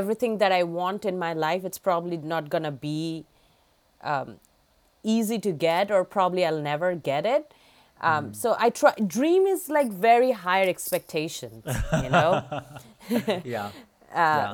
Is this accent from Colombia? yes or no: no; India; now in Massachusetts, United States; I grew up back in India